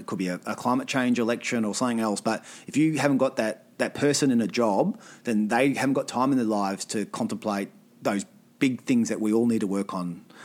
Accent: Alice Springs, Northern Territory, Australia; also born or lived in Tennant Creek; I grew up in Tennant. I grew up in Alice.

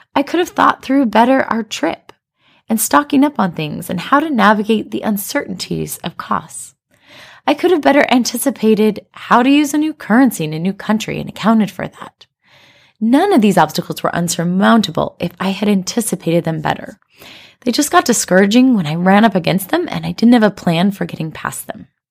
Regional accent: United States; moved away as an adult; now in China; a sense of being an American like I had growing up in America

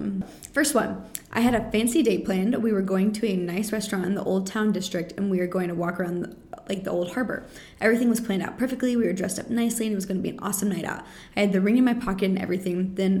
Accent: Arkansas, United States; they were intrigued that I was from Arkansas.

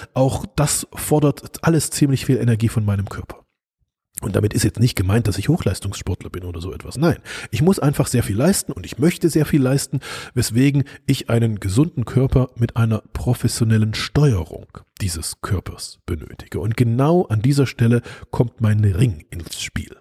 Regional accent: East Germany, Germany; bin ich ja in der DDR groß geworden, also im Osten Deutschlands, als es noch getrennt war.

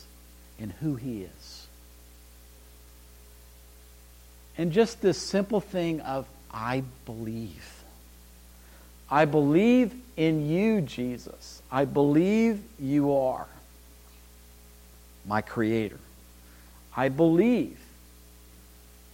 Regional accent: Bakersfield, California, United States; I was born in Bakersfield, California

